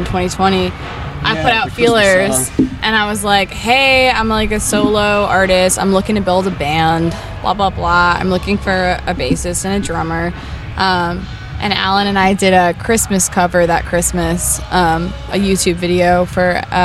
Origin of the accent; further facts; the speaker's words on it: Northeast, United States; moved away as an adult; also born or lived in Austin; now in New Orleans, United States; I grew up in the Northeast